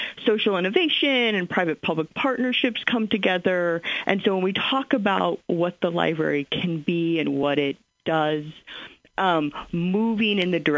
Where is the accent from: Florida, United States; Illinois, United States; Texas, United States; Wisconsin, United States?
Illinois, United States; Springfield; moved away as an adult; also born or lived in Kansas City; I move back to my hometown for the cost of living, for good schools, for all of the things that people move back to Springfield for